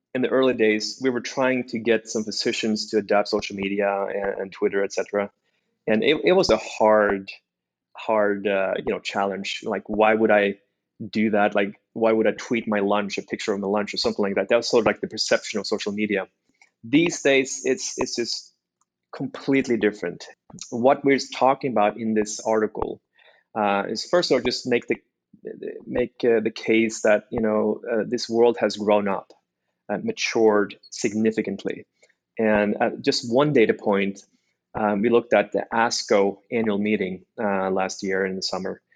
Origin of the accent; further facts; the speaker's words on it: Norway; moved away as an adult; also born or lived in China; now in United States; I was born and raised in Norway